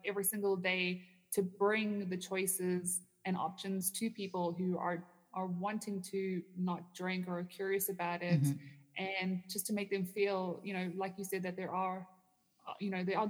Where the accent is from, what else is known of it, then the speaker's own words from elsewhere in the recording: Canada; no, I'm from Canada, and I'm just here at a conference.